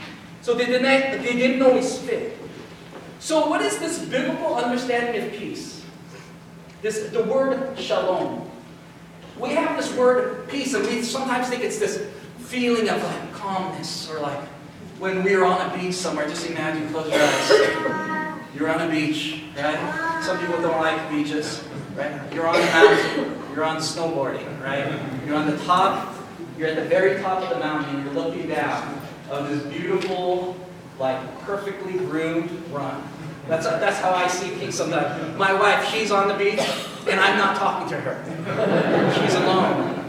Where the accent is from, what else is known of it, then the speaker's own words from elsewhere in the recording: United States; as Americans